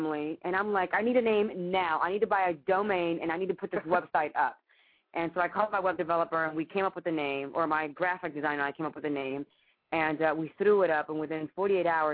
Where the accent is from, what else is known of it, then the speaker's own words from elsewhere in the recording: Cuba; moved away; I'm from Cuba, right next door to Haiti